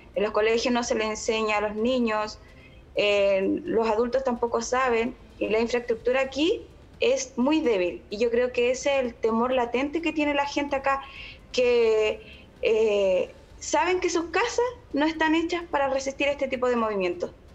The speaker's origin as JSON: {"language": "Spanish", "country": "Chile", "moved": "as an adult", "lives_now": "Konya, Turkey", "said": "me siento tan orgullosa de ser chilena"}